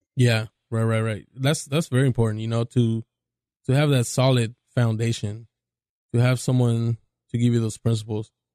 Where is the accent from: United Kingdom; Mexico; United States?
Mexico; Mexico City; I'm from Mexico City